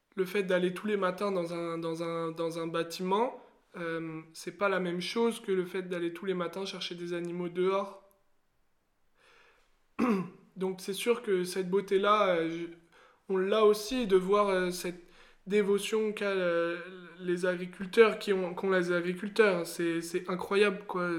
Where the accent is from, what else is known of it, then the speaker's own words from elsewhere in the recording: Seine-et-Marne, Île-de-France, France; also born or lived in Haute-Saône; j'ai grandi en Seine-et-Marne, euh, proche euh, de, la, de la banlieue